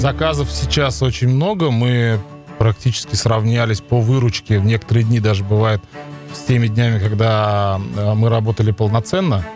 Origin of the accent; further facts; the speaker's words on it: Leninogorsk, Tatarstan, Russia; moved away as an adult; also born or lived in Almetyevsk; now in Kazan, Russia; Я сам а, родом с Лениногорска